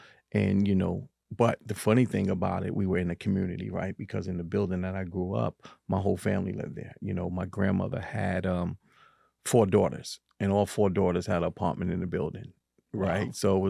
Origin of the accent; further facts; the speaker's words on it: Harlem, New York, United States; And, you know, growing up in the 80s was kind of tough, especially in Harlem, right?